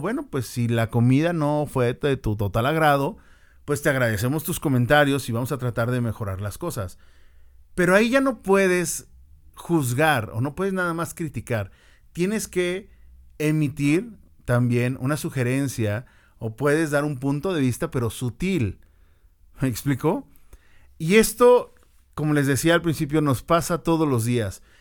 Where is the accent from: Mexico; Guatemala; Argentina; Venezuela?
Mexico; para nosotros como mexicanos